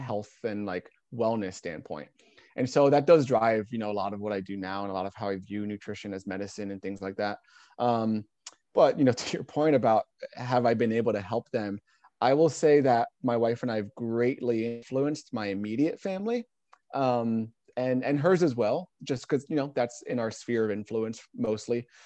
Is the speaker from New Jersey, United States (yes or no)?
yes; New Jersey, United States; moved away as an adult; now in Portland, United States; originally from New Jersey, I mentioned, uh, here in Portland.